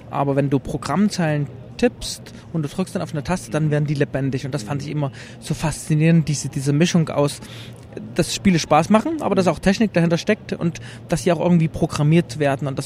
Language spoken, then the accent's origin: German; Leipzig, Saxony, Germany; komme aus Leipzig, ähm, bin im Osten geboren in der DDR